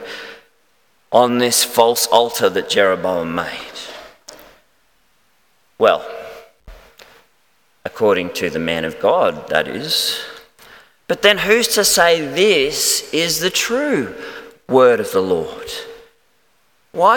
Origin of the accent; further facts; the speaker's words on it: Melbourne, Victoria, Australia; moved away; I'm actually from Melbourne originally